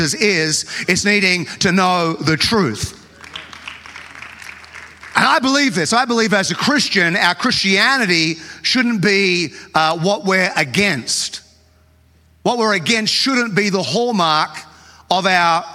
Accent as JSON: {"language": "English", "country": "Australia", "tie": "born or raised there", "said": "I grew up in Australia"}